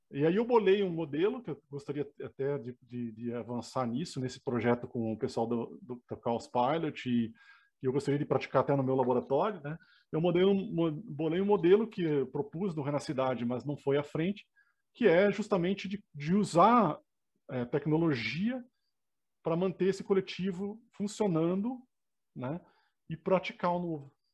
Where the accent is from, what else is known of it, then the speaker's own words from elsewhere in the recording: Uruguaiana, Rio Grande do Sul, Brazil; moved away as an adult; also born or lived in Tucunduva, Brazil / Santa Maria, Brazil / Campinas, Brazil / Santa Rita do Sapucaí, Minas Gerais, Brazil; now in Minas Gerais, Brazil; eu cresci que... em Uruguaiana